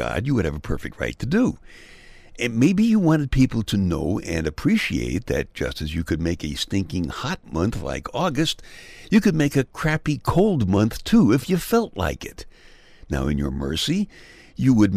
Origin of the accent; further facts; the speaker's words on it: New York City, New York, United States; I'm a Louie generation guy, born in Brooklyn in February